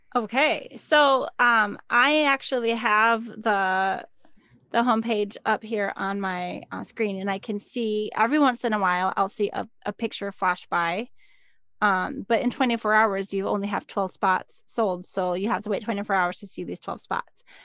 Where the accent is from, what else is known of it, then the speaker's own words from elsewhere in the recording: Minnesota, United States; I'm from Minnesota